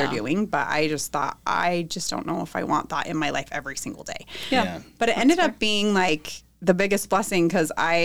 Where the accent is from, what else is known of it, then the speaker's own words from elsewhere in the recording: Orem, Utah, United States; also born or lived in Palo Alto, California; I grew up in Orem, right here in Orem, Utah